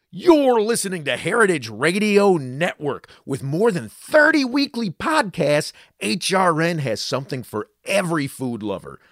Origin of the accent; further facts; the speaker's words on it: West Virginia, United States; I'm from West Virginia